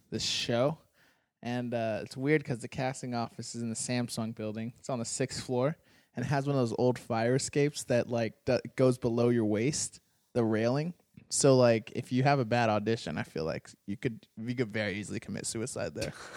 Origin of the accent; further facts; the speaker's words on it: Arizona, United States; I grew up in Arizona